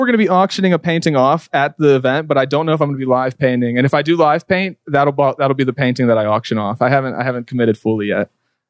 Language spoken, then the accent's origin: English; Pittsburgh, Pennsylvania, United States; my hometown, my home area of Pittsburgh